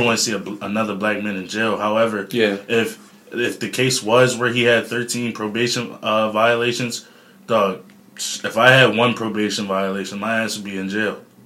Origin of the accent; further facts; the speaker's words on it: Philadelphia, Pennsylvania, United States; moved away; also born or lived in New Jersey; I'm from Philly, but I moved over to Jersey.